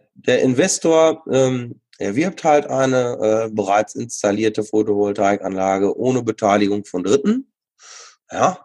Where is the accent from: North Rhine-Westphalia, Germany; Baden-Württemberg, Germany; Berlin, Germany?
North Rhine-Westphalia, Germany; Sauerland; ich bin äh, im Sauerland auch groß geworden